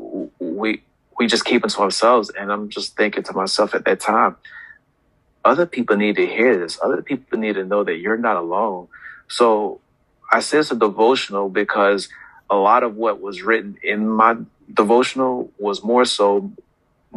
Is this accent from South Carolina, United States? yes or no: yes; South Carolina, United States; also born or lived in New York; now in Hampton Roads, United States; I'm originally from New York, was raised in South Carolina, but I consider Hampton Roads home because I've been here for over 20 years.